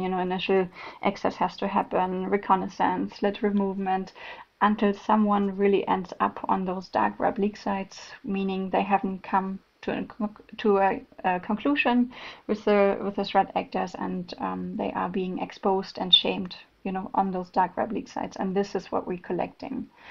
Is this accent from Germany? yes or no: yes; Germany; accent: German; English is a second language; now in Malmö, Sweden; I'm originally from Germany, if someone noticed my German accent, but based in Malmö, Sweden